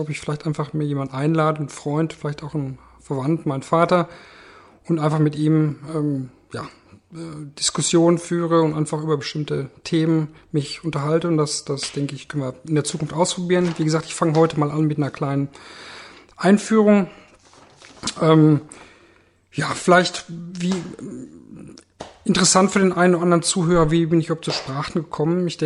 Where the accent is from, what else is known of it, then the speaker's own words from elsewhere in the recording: Germany; Ähm, ich bin Deutscher, deutscher Staatsbürger.